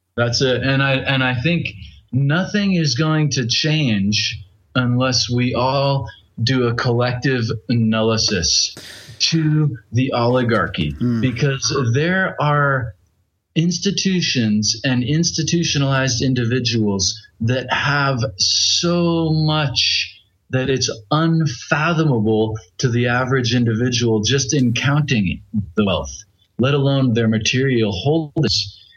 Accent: United States; I'm from the United States

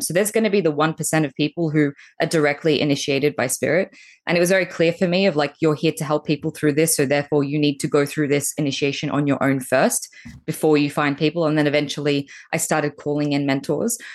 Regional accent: Australia; accent: Australian; moved away as an adult; now in Bali, Indonesia; as you can tell by my really cute accent, I'm Australian, and I've been here visiting my folks

